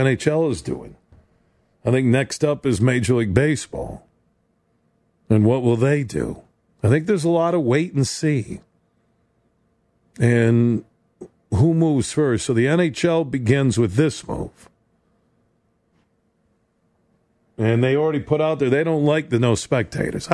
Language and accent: English; Michigan, United States; I'm from Michigan, so I watch the Pistons and Tigers and Wings